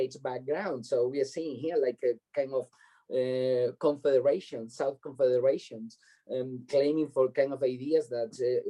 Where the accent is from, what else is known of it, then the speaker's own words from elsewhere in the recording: Tenerife, Canary Islands, Spain; English is a second language; moved away; also born or lived in Madrid / London; I'm from Canary Islands. I'm from Tenerife.